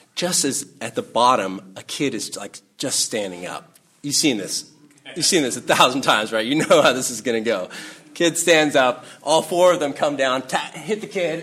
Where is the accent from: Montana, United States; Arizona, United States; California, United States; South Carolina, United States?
California, United States; Salinas; I grew up up in Salinas